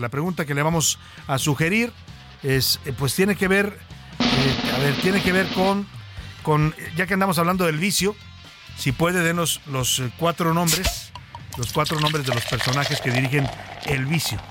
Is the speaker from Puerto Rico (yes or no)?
no; Mexico